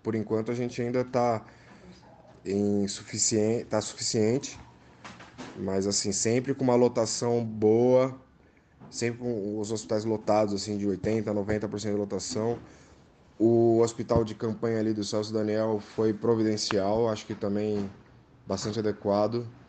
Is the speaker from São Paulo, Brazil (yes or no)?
yes; São Bernardo do Campo, São Paulo, Brazil; eu nasci em São Bernardo do Campo, meu pai é de Santo André, eu tenho família em Santo André. Eu não morei na região por apenas 10 anos da minha vida, então eu conheço muito bem a região do Grande ABC aqui